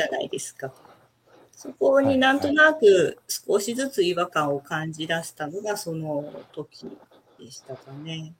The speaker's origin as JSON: {"language": "Japanese", "region": "Tokyo", "country": "Japan", "tie": "born or raised there", "also_born_or_lived": "Setoda, Onomichi, Hiroshima / Kamakura / Sapporo", "moved": "as an adult", "lives_now": "Onomichi, Japan", "said": "東京です。ずっと東京生まれ、東京育ちで"}